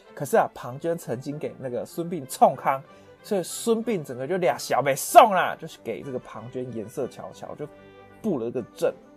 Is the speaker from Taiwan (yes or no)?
yes; Taiwan; 适合我们台湾人的口味比较淡一点